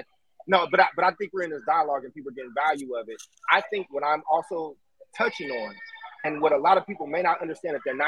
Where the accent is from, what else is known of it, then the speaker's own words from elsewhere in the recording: Oakland, California, United States; now in Chicago, United States; I grew up in Oakland and I live in Chicago